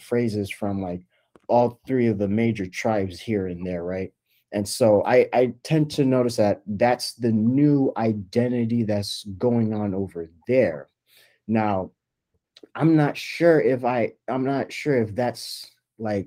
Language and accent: English; Tampa, Florida, United States; also born or lived in Nigeria; I was born in Nigeria, raised there for a little bit till 4, came here when I was 4, basically grew up in Tampa, Florida all my life